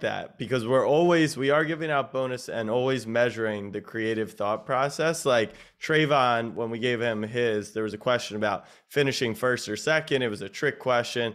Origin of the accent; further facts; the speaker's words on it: Maryland, United States; I'm from Maryland